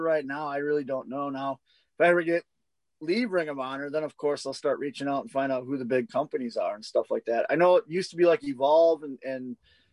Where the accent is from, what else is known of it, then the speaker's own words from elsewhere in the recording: Milwaukee, Wisconsin, United States; also born or lived in Missouri; I'm from Milwaukee.